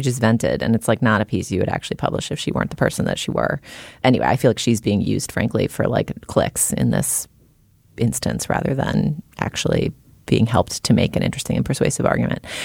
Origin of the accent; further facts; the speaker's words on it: near Salem, New England, United States; I grew up within, you know, however many miles of Salem